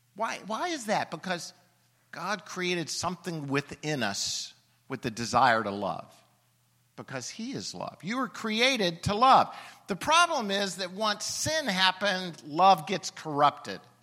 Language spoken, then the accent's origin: English; Alabama, United States; I'm from Alabama